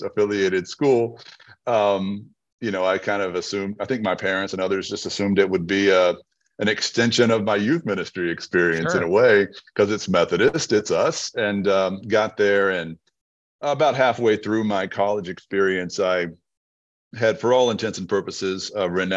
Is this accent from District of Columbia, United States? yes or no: no; Red Lick, Texas, United States; my upbringing in Red Lick, Texas